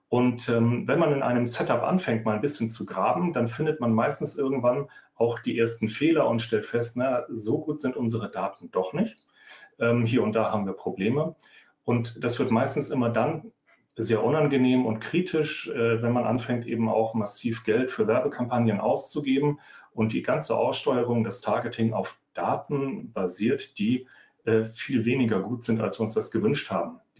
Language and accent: German; Northern Germany, Germany; Also, ich komme aus dem Norden, ich wohne bei Hamburg